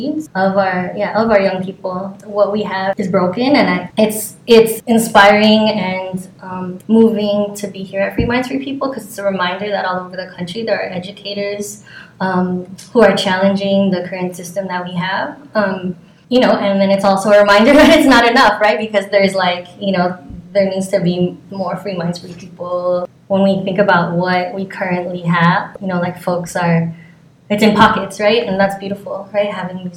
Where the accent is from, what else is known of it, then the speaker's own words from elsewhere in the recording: Fontana, California, United States; moved away as an adult; also born or lived in New York / Oakland; now in San Francisco Bay Area, United States; I was born in New York, but I grew up in LA, well, SoCal, like the Inland Empire, people know that's like an hour outside of LA, and in a small town called Fontana